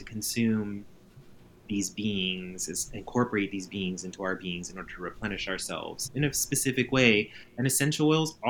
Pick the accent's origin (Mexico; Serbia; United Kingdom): Mexico; we're from Mexico